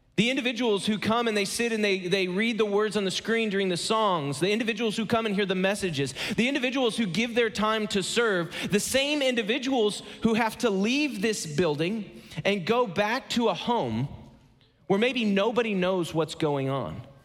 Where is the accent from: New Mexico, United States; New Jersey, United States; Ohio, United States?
Ohio, United States; moved away as an adult; now in Atlanta, United States; I live in Atlanta, Georgia. I am so glad to be back in the Midwest. I'm, I'm from Ohio originally.